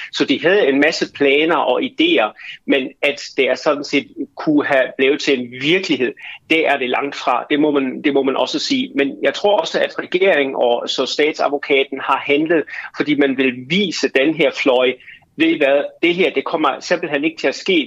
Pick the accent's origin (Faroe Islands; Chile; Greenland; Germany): Germany; jeg som tysker